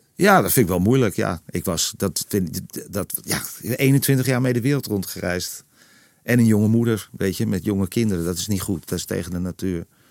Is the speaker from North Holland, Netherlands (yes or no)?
yes; Purmerend, North Holland, Netherlands; moved away; de spuistraat in permanent waar ik ben geboren. Eh, eh, waar, ik al heel lang niet meer woon